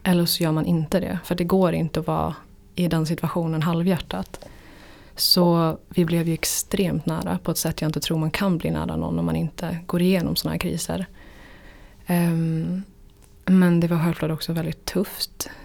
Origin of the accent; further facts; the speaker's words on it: Jämtland, Sweden; moved away; Jämtland där jag kommer ifrån